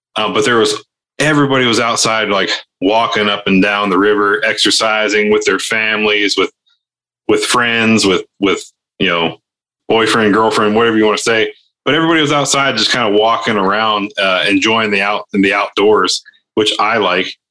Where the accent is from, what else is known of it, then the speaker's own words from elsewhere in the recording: Ohio, United States; moved away; where I grew up in Ohio, not in Canada